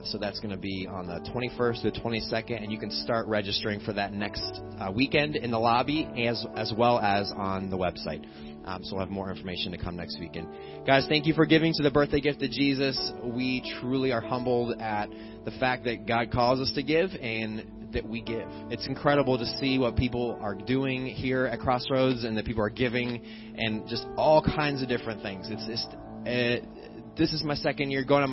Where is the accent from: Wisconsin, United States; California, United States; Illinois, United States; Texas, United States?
Illinois, United States; born or raised there; moved away as an adult; now in Pennsylvania, United States